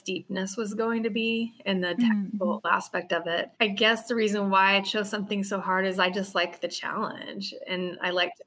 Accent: Oregon, United States; growing up in Oregon

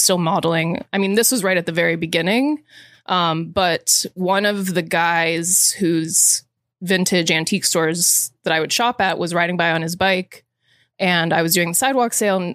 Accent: Florida, United States; moved away; growing up in Florida

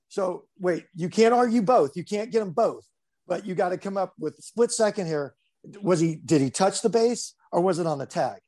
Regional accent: Highland, California, United States; also born or lived in Grand Rapids, Michigan; I grew up in s, actually Highland, Highland, California.

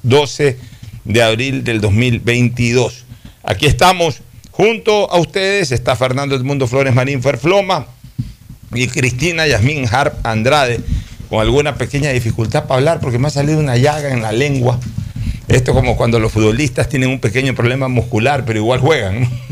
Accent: Guayaquil, Guayas, Ecuador; Nací en Junín y Vaquerizo Moreno

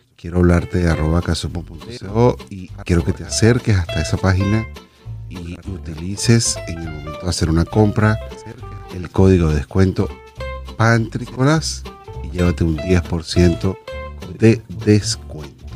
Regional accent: Venezuela; moved away as an adult; soy venezolano

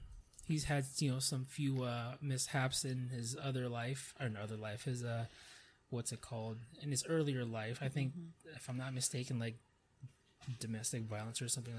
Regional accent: Hawaii, United States; I was born in Hawaii, I'm from there

